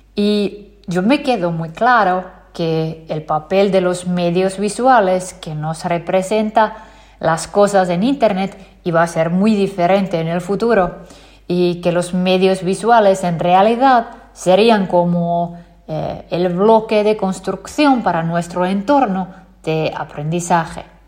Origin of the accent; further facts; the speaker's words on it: Finland; nací y crecí en Finlandia